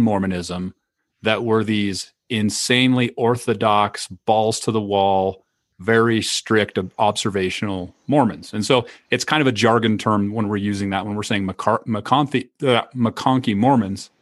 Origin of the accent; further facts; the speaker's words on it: Idaho, United States; growing up in Idaho